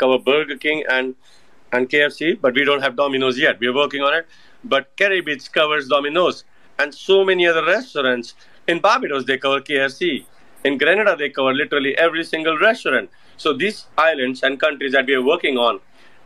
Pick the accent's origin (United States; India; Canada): India; Being an Indian